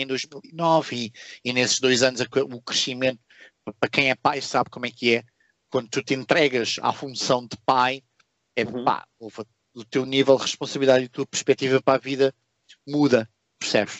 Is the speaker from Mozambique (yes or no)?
no; Portugal; moved away as an adult; now in Singapore; eu quando saí de Portugal